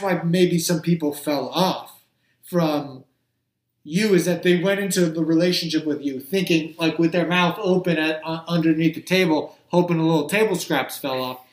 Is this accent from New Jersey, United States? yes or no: yes; New Jersey, United States; I grew up in Jersey, so there's a lot of fishing off the Jersey Shore